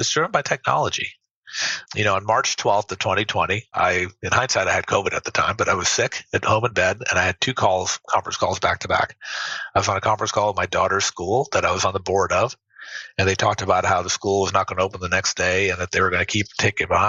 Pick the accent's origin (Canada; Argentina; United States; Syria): United States; Tennessee; moved away; Growing up in Tennessee